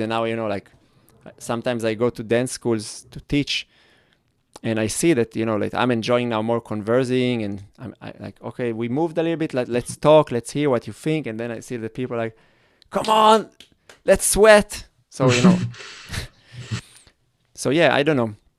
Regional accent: Israel; English is a second language; I grew up in Israel where there was the whole kibbutz

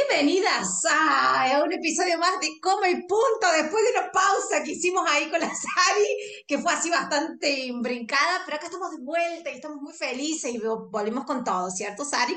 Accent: Argentina; yo soy argentina

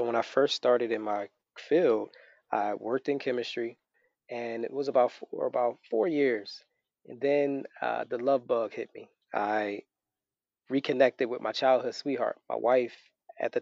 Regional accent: Philadelphia, Pennsylvania, United States; moved away as an adult; now in Florida, United States; I'm originally from Philadelphia, both of us.

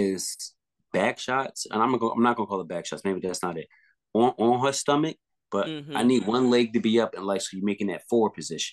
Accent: tri-state area, United States; I'm from Tri-State up here, guys.

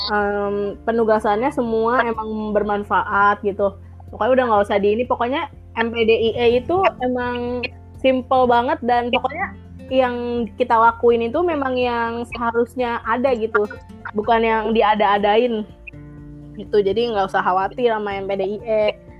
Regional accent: South Tangerang, Banten, Indonesia; moved away as an adult; now in Bogor, Indonesia; Gue dari Tangerang Selatan

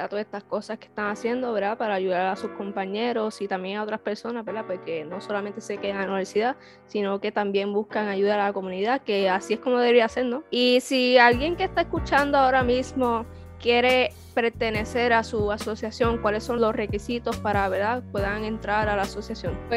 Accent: Ponce, Puerto Rico; yo soy de Ponce y tampoco

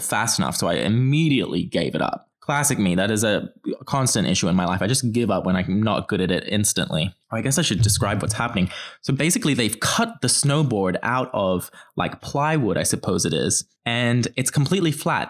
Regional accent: Australia; I'm from Australia

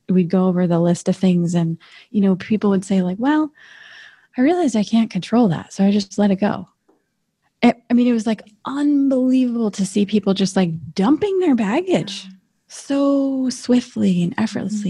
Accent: northern Michigan, United States; moved away; also born or lived in St. Ignace, Michigan; I was seven years old. I was living in this teeny tiny little town in northern Michigan, living on a lake

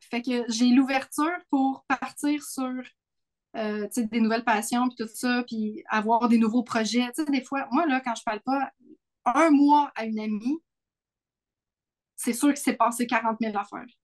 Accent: Sainte-Agathe-des-Monts, Quebec, Canada; born or raised there

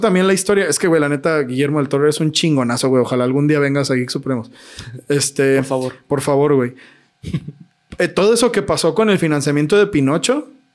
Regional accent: Mexico; somos mexicanos

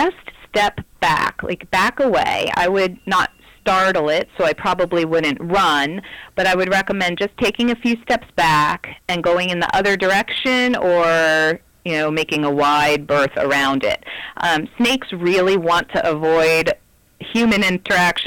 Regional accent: the East, United States; moved away as an adult; now in Arizona, United States; I grew up in the East, in a place where we did not have any snakes.

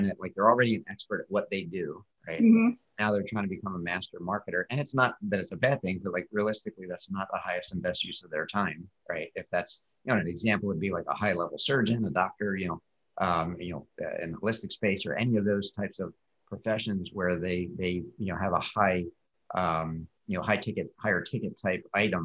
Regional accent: Philadelphia, Pennsylvania, United States; my homeland of Philadelphia

